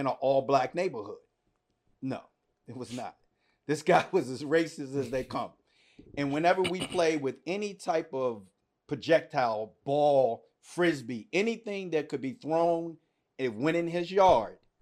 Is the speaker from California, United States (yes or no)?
no; Washington, District of Columbia, United States; I was born and raised in Washington, D C.